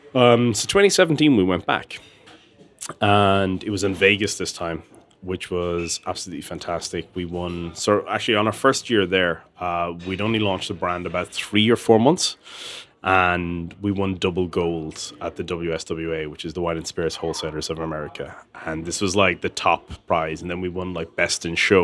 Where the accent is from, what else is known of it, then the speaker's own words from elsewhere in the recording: Tullamore, Leinster, Ireland; I grew up in Tullamore, and it was a small little town